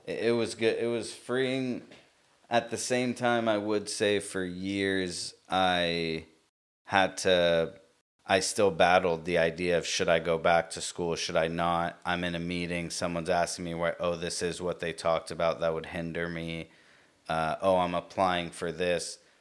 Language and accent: English; United States; I was born here, uh, sister brother born here. So we're American